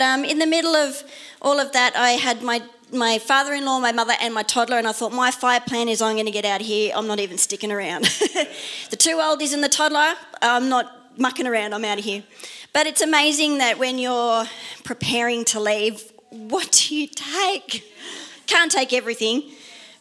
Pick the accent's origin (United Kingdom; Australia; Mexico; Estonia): Australia; Sydney, New South Wales; also born or lived in Netherlands; I grew up in Mount Druitt in Western Sydney